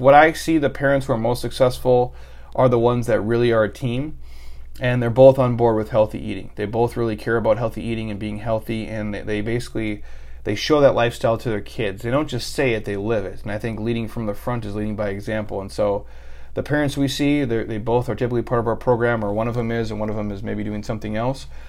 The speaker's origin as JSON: {"language": "English", "region": "Minnesota", "country": "United States", "moved": "yes", "said": "I'm from Minnesota originally"}